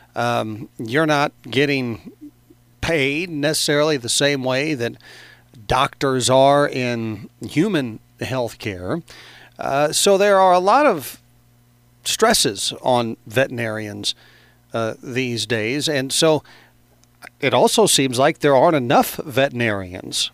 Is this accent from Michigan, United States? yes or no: no; Carbondale, Illinois, United States; I grew up in Carbondale